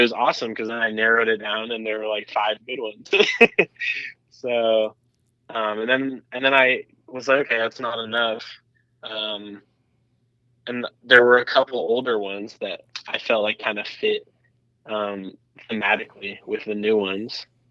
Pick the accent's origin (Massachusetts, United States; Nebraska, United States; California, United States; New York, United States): California, United States; Los Angeles; I grew up in Laurel Canyon